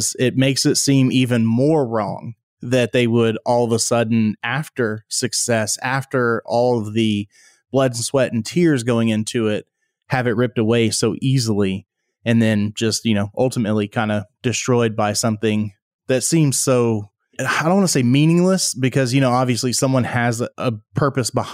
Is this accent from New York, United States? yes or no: no; Texas, United States; I was born and raised here in Texas